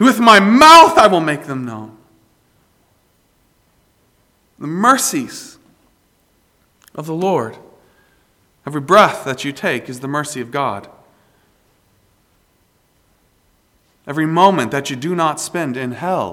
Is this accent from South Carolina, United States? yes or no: yes; South Carolina, United States; I am proud to be from South Carolina. And you all know very well that I'm from South Carolina